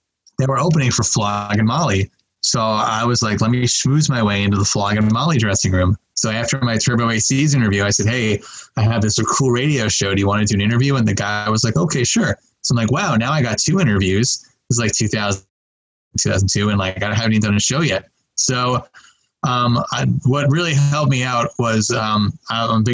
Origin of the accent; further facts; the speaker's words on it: Long Island, New York, United States; moved away; growing up on Long Island, I loved watching MTV and I loved music.